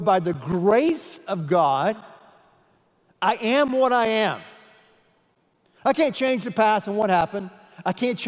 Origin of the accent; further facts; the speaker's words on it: United States; I'm an American